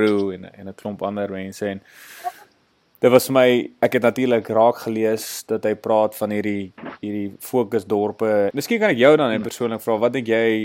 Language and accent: Afrikaans; Pretoria, Gauteng, South Africa; ek is oorspronklik van Pretoria af